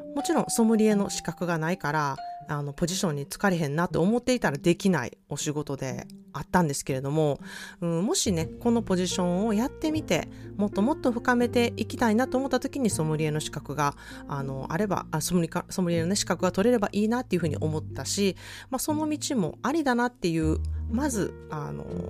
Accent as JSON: {"language": "Japanese", "country": "Japan", "tie": "born or raised there", "moved": "yes", "lives_now": "California, United States", "said": "自分は日本で育った"}